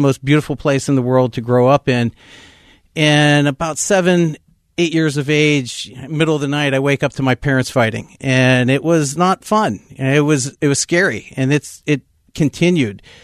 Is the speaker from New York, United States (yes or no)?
no; West Mifflin, Pennsylvania, United States; I'm a Pittsburgh kid. I was born and raised in West Mifflin, Pennsylvania